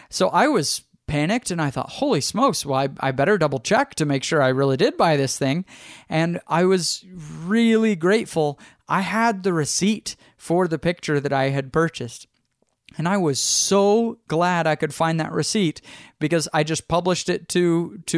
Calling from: Austin, Texas, United States

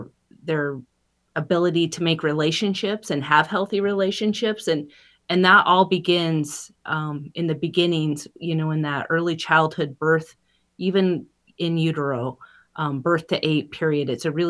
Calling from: Pablo, Montana, United States; I'm joining you from Pablo, Montana, on the great lands of the Salish and Kootenai people and Kalispell.

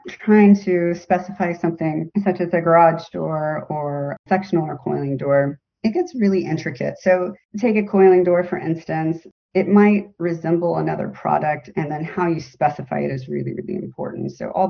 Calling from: Florida, United States; I am kind of in between Sarasota and St. Petersburg, Florida. So I'm on the Gulf Coast of Florida.

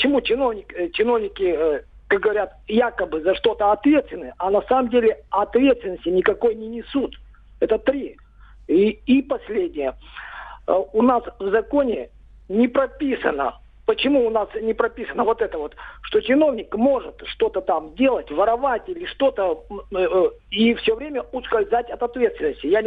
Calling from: Perm, Perm Krai, Russia; Город Пермь, ….

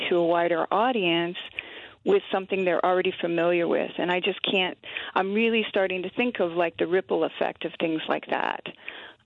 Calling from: Red Cliff, Wisconsin, United States; I'm calling from Red Cliff.

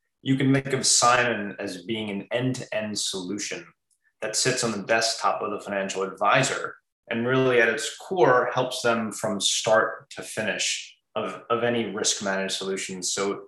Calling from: Long Island, New York, United States; I'm calling in from Long Island, New York.

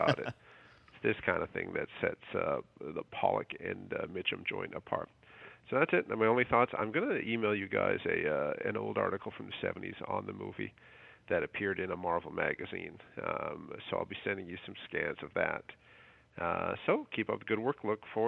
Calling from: Toronto, Ontario, Canada

